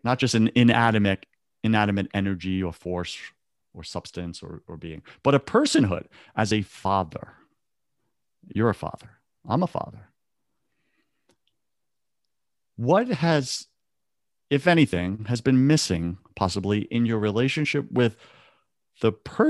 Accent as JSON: {"language": "English", "region": "New York", "country": "United States", "said": "First off, you're a New Yorker. I'm a New Yorker, right? We got thick skin, right?"}